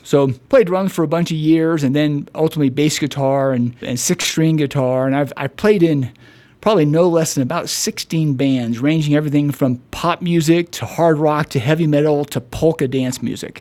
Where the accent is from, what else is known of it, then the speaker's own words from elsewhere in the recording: Dallas, Texas, United States; I grew up in Dallas